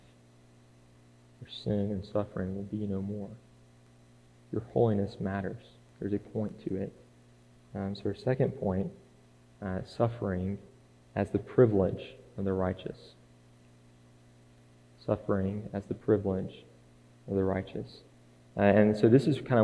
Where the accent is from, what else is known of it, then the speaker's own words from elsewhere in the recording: Scottsboro, Alabama, United States; also born or lived in Fackler; I was born in Scottsboro, yes, and raised there is what I say, but there's this little farming community called Fackler just a few minutes outside the city limits, and so I probably lived there until I was about 12